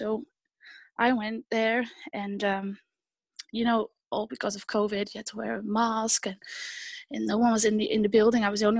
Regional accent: Netherlands; English is a second language; moved away; also born or lived in United Kingdom; I've lived in the UK for a few years, so that's probably where I picked up my accent.

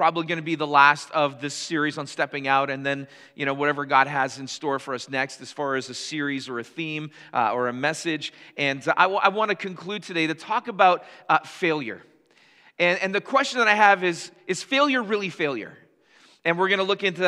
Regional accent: Canada; for us as Canadians

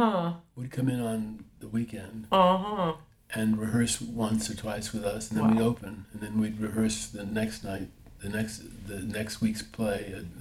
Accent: Manhattan, New York, United States; In Manhattan.

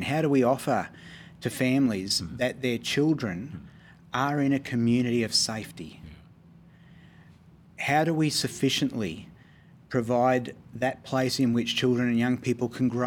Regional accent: Queensland, Australia; being a Queenslander myself

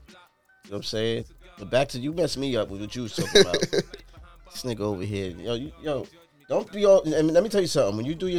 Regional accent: Brooklyn, New York, United States; born there; I was born in East Brooklyn.

